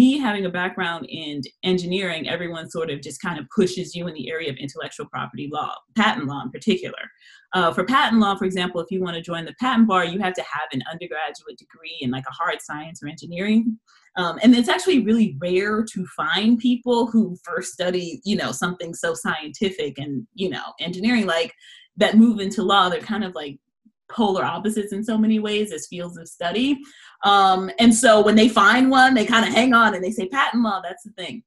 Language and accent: English; Los Angeles, California, United States; moved away; I'm originally from Los Angeles, California.